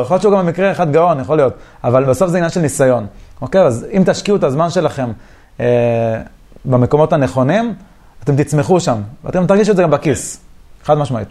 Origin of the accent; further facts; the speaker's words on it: Beersheba, Southern District, Israel; זה אזור שנולדתי בבאר שבע